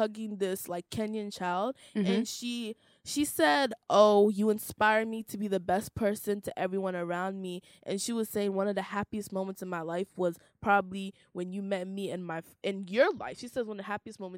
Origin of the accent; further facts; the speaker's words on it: Kansas City, United States; I'm from Kansas City